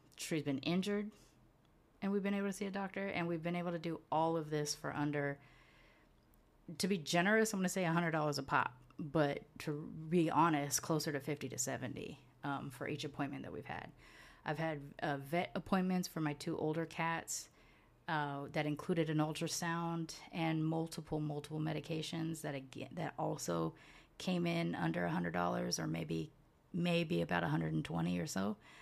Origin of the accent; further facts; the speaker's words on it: United States; moved away as an adult; also born or lived in California / Houston; now in Mérida, Mexico; I'm from both of those places